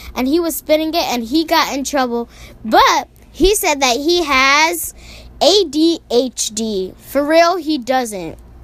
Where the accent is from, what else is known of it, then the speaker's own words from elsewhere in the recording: New York, United States; We grew up in New York together